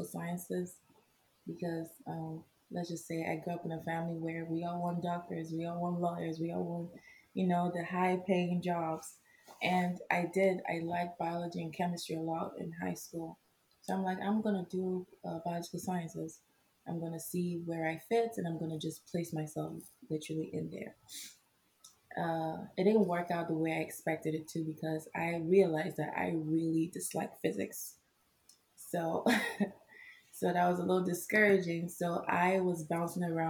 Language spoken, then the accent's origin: English; Nigeria; moved away as an adult; now in United States; I am Nigerian. I came here August 30th, 2012